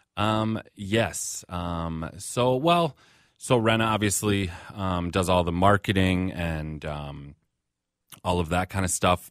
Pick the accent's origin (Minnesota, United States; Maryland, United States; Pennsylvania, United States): Minnesota, United States; Burnsville; we're also Minnesotans. Like, I grew up here, you know, I'm, I'm a Midwesterner